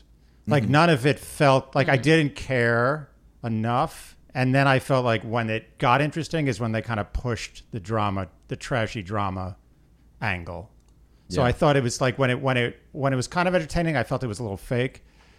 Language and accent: English; New York City, New York, United States; I grew up in New York City.